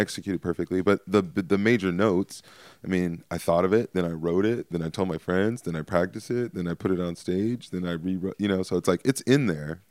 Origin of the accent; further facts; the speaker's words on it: Stockton, California, United States; I'm from Stockton